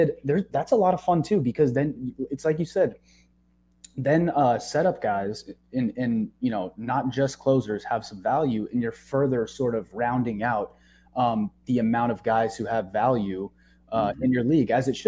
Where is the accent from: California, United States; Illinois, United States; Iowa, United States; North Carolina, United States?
California, United States; San Diego; moved away; also born or lived in Chicago / Michigan; I was born in Chicago, but raised in San Diego